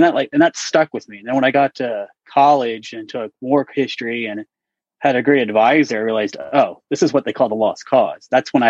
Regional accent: Virginia, United States; I grew up mostly in Northern Virginia, but my dad was in the Army, so we moved around quite a bit. But I would call Northern Virginia home.

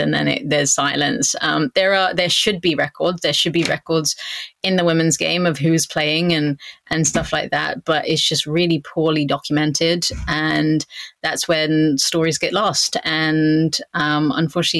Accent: Southampton, South East England, United Kingdom; moved away as an adult; also born or lived in United States / Canada; my hometown of Southampton

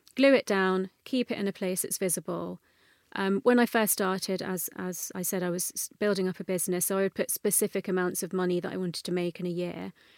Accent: London, United Kingdom; I grew up in North London, um, and my parents are first generation Indian immigrant parents

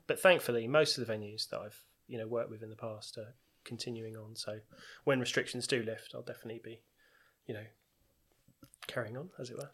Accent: Tunbridge Wells, South East England, United Kingdom; I'm from Tunbridge Wells, born and bred

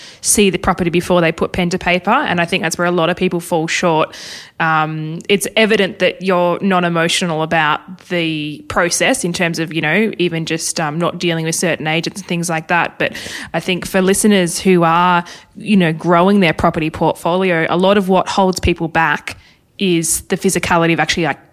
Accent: Hobart, Tasmania, Australia; moved away; I'm originally from Hobart

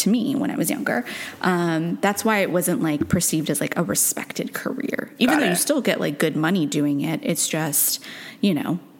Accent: Stanford, California, United States; I was born in Stanford Hospital

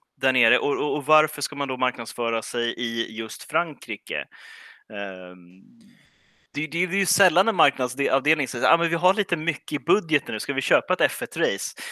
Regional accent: Stockholm, Stockholm County, Sweden; jag som, eh, som stockholmare

